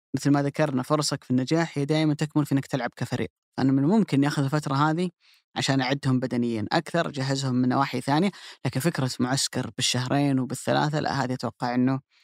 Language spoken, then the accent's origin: Arabic; Saudi Arabia; كلنا كسعوديين